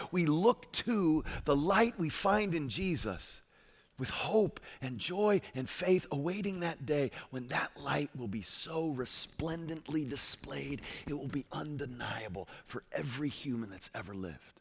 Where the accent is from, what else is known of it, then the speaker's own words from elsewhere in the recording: Connecticut, United States; I'm from Connecticut